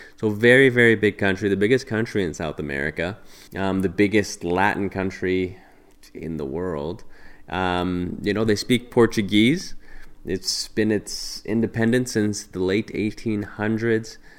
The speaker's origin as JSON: {"language": "English", "region": "Alberta", "country": "Canada", "said": "we're from Canada, um, in Alberta actually, in Canada, the western part of Canada"}